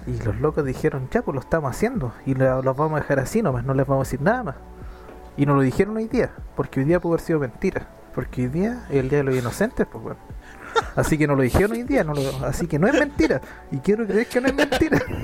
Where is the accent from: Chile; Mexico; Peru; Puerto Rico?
Chile; somos bacán los chilenos